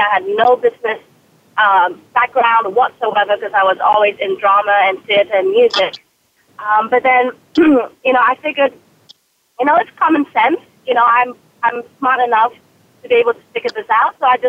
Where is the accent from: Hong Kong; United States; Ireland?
Hong Kong; born there; accent: British; I was born in Hong Kong. I am fully Chinese, although if you looked at pictures of me, you will not believe that most people think I'm mixed. I also have a British accent, which throws people off.